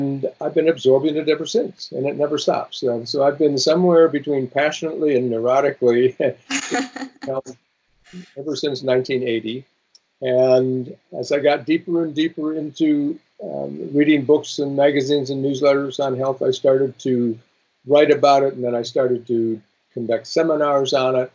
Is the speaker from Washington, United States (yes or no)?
no; Wisconsin, United States; moved away as an adult; also born or lived in Chicago / Malaysia; I grew up in Wisconsin